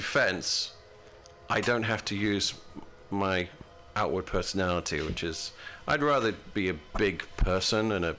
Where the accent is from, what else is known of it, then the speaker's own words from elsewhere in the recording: United Kingdom; moved away as an adult; now in United States; I'm from a British country, I'm from Great Britain.